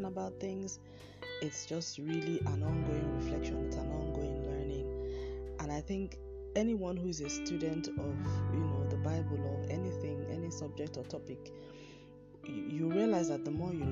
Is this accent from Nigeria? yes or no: yes; Nigeria; my home country, Nigeria